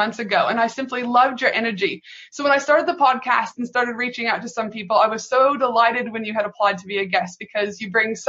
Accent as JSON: {"language": "English", "country": "Canada", "said": "I'm from Canada"}